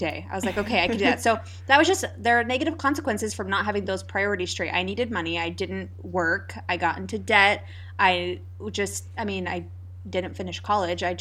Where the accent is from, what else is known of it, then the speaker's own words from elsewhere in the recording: Lewiston, United States; growing up in Lewiston in high school